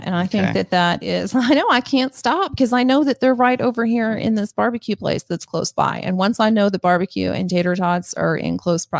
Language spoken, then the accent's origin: English; Missouri, United States; accent: twang; You know, I'm from Missouri, but I should say Missouri. And there are times when my twang comes out a little bit more and times when I tuck it in.